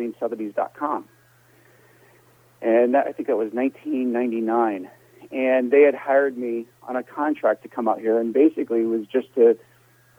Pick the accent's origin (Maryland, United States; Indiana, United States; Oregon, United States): Indiana, United States; I grew up in Indiana, and I used to run a company out of Indiana where we sold classic cars